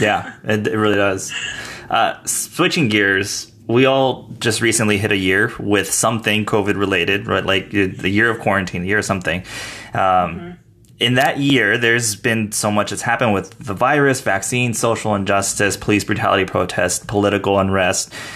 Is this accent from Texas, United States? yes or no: yes; El Paso, Texas, United States; now in Austin, United States; my hometown of El Paso